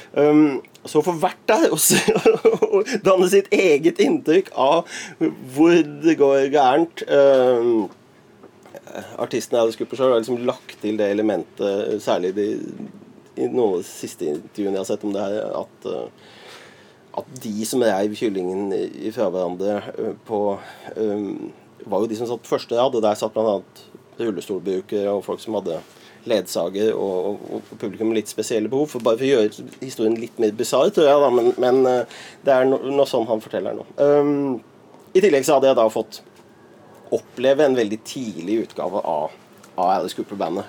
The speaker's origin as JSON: {"language": "Norwegian", "town": "Lier", "region": "Buskerud", "country": "Norway", "tie": "born or raised there", "said": "deler av oppveksten i Lier"}